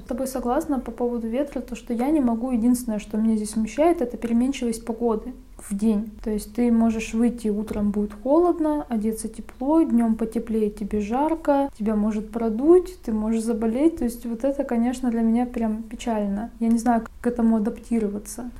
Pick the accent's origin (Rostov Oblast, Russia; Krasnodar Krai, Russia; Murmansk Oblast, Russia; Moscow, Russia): Rostov Oblast, Russia; Rostov-on-Don; moved away as an adult; now in Saint Petersburg, Russia; Я, получается, из Ростова